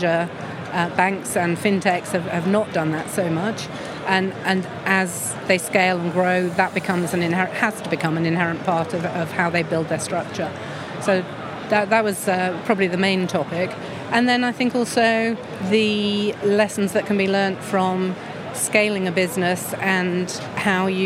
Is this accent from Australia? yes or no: no; England, United Kingdom; as an English person